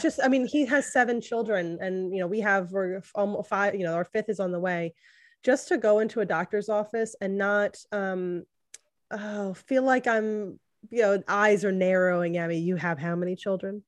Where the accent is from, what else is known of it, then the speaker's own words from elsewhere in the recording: the Bible Belt, United States; I grew up in the Bible Belt